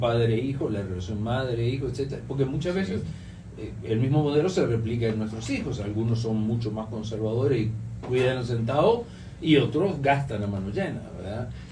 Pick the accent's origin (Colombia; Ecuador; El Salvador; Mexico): El Salvador; nosotros como salvadoreños